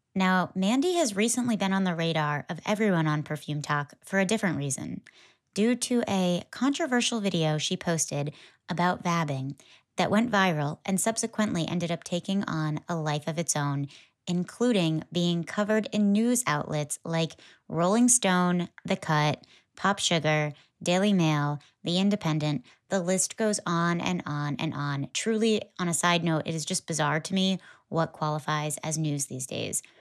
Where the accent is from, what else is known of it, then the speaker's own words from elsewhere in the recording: Connecticut, United States; I grew up in Connecticut